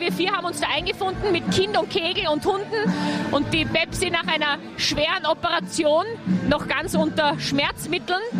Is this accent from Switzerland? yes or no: no; Kitzbühel, Tyrol, Austria; vom Special Book Team. Wir sind aus Kitzbühel.